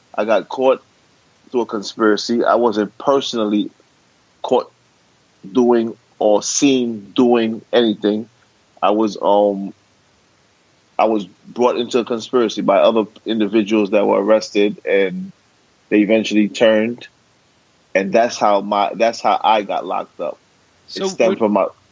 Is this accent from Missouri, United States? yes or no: no; New York City, New York, United States; I was born and raised in Brooklyn.